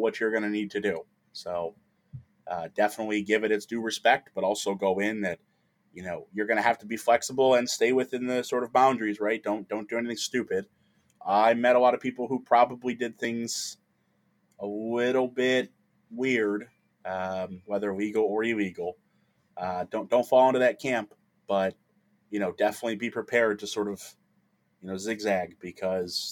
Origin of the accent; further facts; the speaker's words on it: Detroit, Michigan, United States; also born or lived in Italy; I'm from the Midwest. Obviously, I've discussed I'm from Detroit